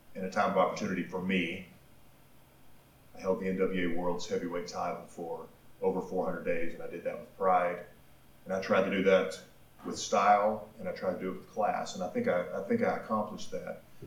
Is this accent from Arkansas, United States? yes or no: yes; Pine Bluff, Arkansas, United States; I grew up in Pine Bluff, Arkansas